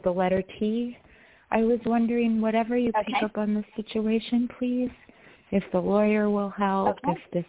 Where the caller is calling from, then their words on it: New York, United States; from New York. How are you?